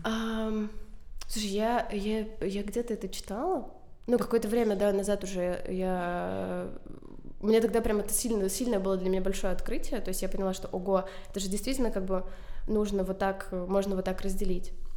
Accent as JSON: {"language": "Russian", "town": "Chernihiv", "region": "Chernihiv Oblast", "country": "Ukraine", "tie": "born or raised there", "said": "я из Чернигова, я училась в первой школе."}